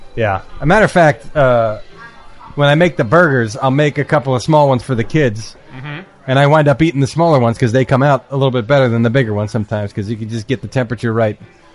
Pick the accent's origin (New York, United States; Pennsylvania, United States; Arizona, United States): Pennsylvania, United States; Philadelphia; moved away as an adult; now in New Jersey, United States; I didn't grow up here. I grew up in Philly. So I came up here in 2004.